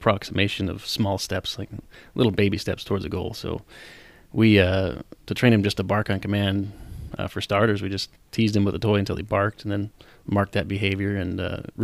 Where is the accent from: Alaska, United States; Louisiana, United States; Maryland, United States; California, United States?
Alaska, United States; Anchorage; I was born and raised here in Anchorage